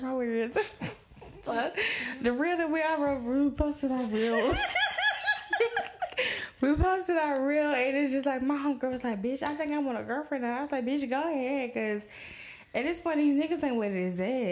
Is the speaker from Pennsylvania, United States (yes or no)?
no; Atlanta, Georgia, United States; I'm from Atlanta